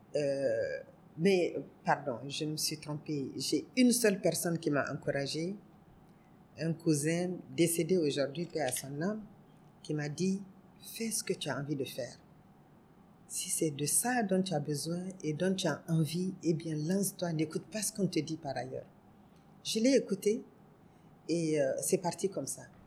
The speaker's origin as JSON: {"language": "French", "country": "Niger", "also_born_or_lived": "Côte d'Ivoire", "said": "je suis du Niger, pas de Côte d'Ivoire"}